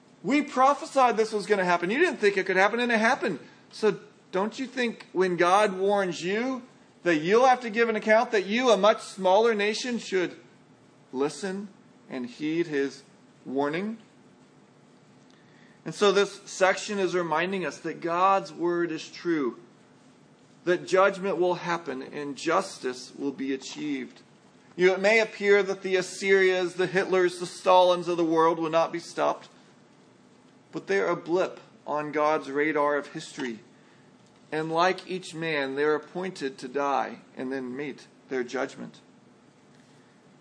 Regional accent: San Antonio, Texas, United States; moved away; grew up in San Antonio

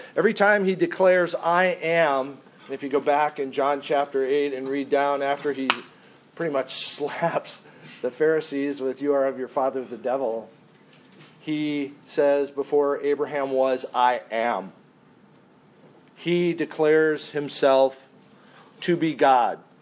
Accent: Mesa, Arizona, United States; I am from Mesa, Arizona

